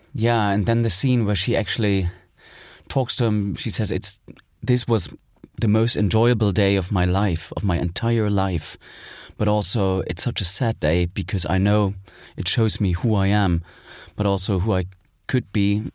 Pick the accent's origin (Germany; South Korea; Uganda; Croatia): Germany; East Germany; I was born in East Germany, so I spent my childhood there.